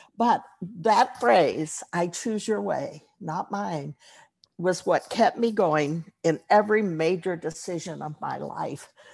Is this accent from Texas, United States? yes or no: yes; Texas, United States; moved away; I'm from Texas, and even though I haven't lived there for most of my life, being born there and grown up, growing up there.